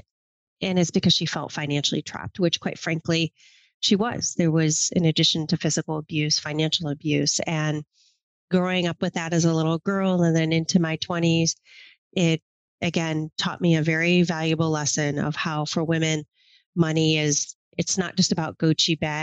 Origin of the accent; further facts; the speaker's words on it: Michigan, United States; moved away as an adult; now in New York City, United States; I grew up in Michigan in the country, about as far from New York City life as you could imagine.